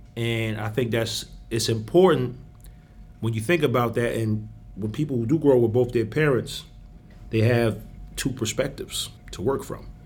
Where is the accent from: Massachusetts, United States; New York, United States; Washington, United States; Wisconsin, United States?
New York, United States; moved away; I'm from New York